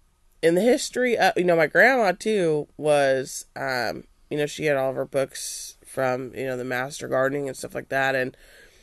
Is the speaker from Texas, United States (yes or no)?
no; Nebraska, United States; also born or lived in Kansas; we came from Nebraska. My family's lived in Kansas.